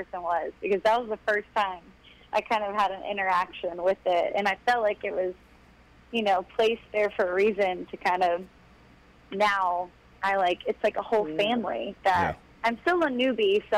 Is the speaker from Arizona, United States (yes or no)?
no; Florida, United States; moved away as an adult; also born or lived in Nashville; I'm from Florida